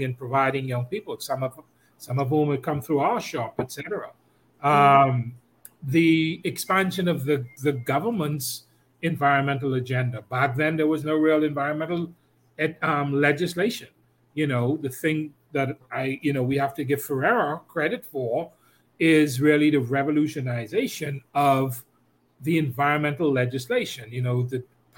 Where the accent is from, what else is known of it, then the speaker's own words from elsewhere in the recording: Central Eleuthera, Bahamas; I spend a lot of time there. It's in my hometown